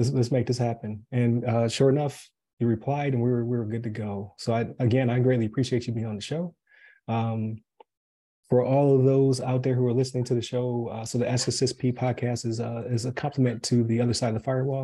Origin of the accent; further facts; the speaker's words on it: Buffalo, New York, United States; now in Wesley Chapel, United States; I'm from Buffalo originally